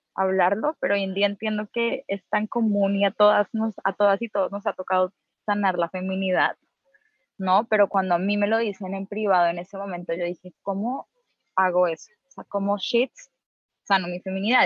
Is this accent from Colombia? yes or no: yes; Colombia; moved away as an adult; now in Mexico; yo soy colombiana